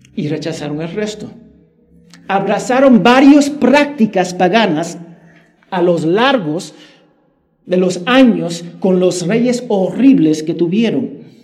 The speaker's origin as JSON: {"language": "Spanish", "region": "New Jersey", "country": "United States", "tie": "born or raised there", "moved": "yes", "said": "en mi tierra, en los Estados Unidos, en Nueva Jersey"}